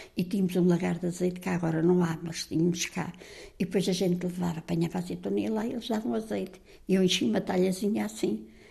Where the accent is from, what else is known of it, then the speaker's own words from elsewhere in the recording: Azambuja, Lisbon, Portugal; fui nascida, criada e batizada aqui na, em Zambuja